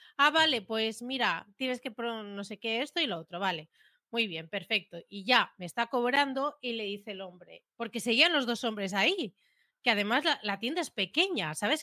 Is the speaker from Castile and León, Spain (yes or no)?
no; Premià de Mar, Catalonia, Spain; Soy catalana